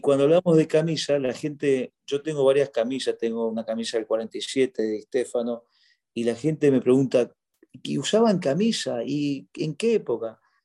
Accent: Argentina; moved away as an adult; also born or lived in Egypt; now in Doha, Qatar; me fui de Argentina el año 2002, bueno, por razones que todos sabemos, la crisis económica en nuestro país

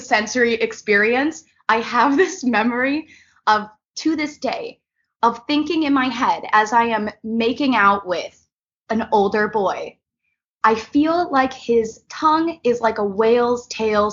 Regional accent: New York, United States; now in Los Angeles, United States; I am from New York. I'm living here in Los Angeles

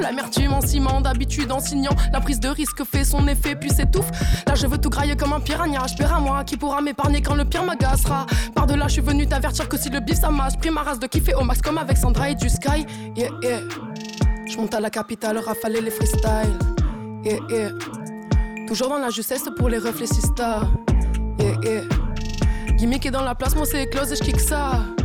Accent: Sète, Occitania, France; now in Montpellier, France; Je suis de Sète, mais j'habite à Montpellier

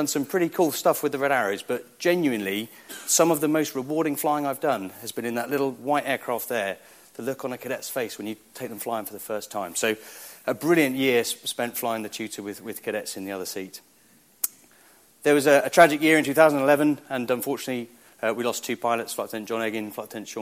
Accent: Biggin Hill, London, United Kingdom; I grew up in Biggin Hill and joined the squadron there

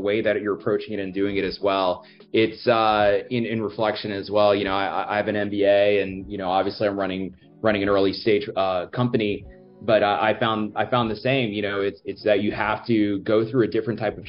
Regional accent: New York City, New York, United States; I was born in Brooklyn.

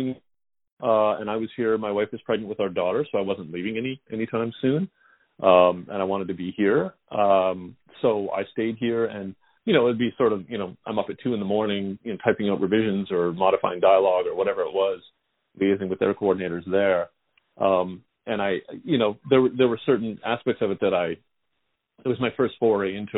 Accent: Canada

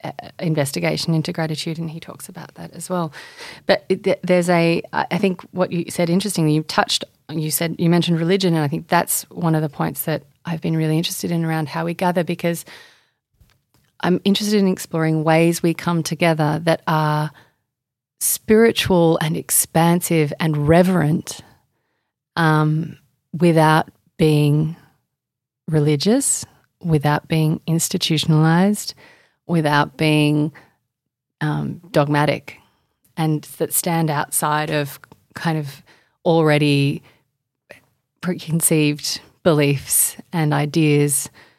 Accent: Indonesia; now in Australia; So I grew up in Indonesia largely until I was 13.

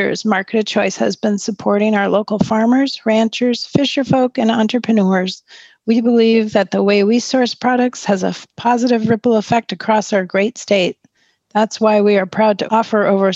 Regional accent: St. Paul, Minnesota, United States; now in Oregon, United States; the old house I grew up in St. Paul

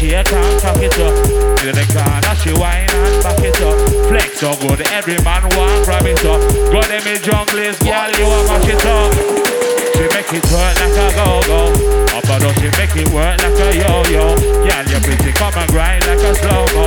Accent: London, United Kingdom; accent: Cockney; East End, Cockney

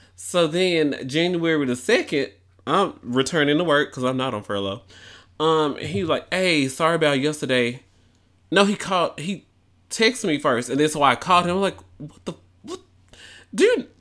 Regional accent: Memphis, Tennessee, United States; moved away; I might need to move back to my hometown

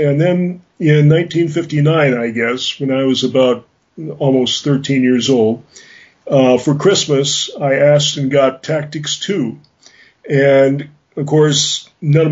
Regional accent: Rock Island, Illinois, United States; now in Oslo, Norway; I grew up in Rock Island, Illinois, on Brittany Lane

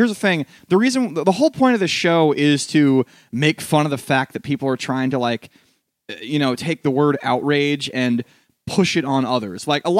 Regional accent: New York City, New York, United States; But, like, I didn't because I'm a New Yorker.

